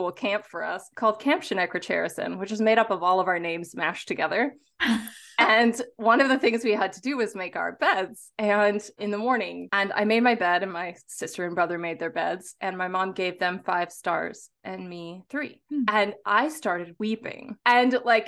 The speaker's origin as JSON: {"language": "English", "town": "St. Louis", "region": "Missouri", "country": "United States", "tie": "born or raised there", "said": "I was raised in the Midwest of the United States, Turtle Island, and I was raised in St. Louis"}